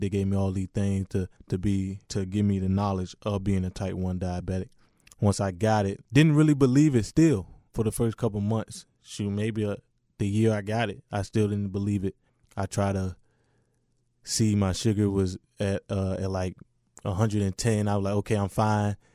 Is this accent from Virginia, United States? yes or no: yes; Richmond, Virginia, United States; I represent, you know, the Washington, D C area, but I'm from Richmond, Virginia.